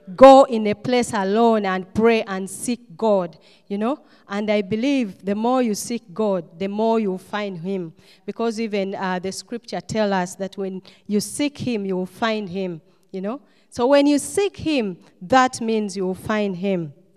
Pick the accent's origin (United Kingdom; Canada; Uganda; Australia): Uganda; moved away as an adult; also born or lived in Istanbul, Turkey; come back uh, to Uganda because that's my home country where I come from